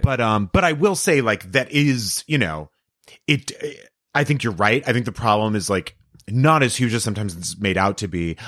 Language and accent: English; El Paso, Texas, United States; Texas. So I grew up in El Paso